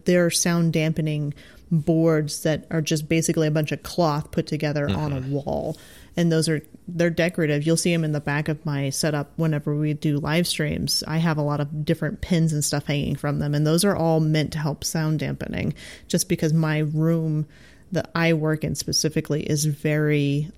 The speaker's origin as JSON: {"language": "English", "region": "Midwest", "country": "United States", "said": "I think both you and I have a slight advantage with the fact that we're from the Midwest."}